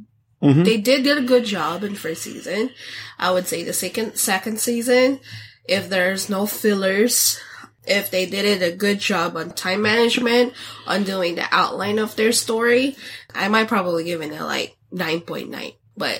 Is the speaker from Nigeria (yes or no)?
no; Philippines; So growing up in the Philippines, Japan is more closer than us.